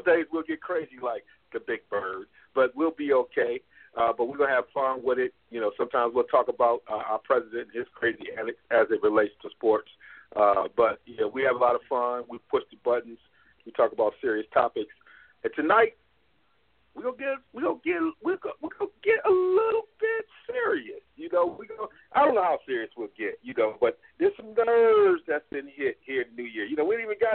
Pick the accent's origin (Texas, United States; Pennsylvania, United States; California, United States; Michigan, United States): Michigan, United States; Midwest; We Midwesterners. More specifically, Hank and I grew up in what we call Big Blue Country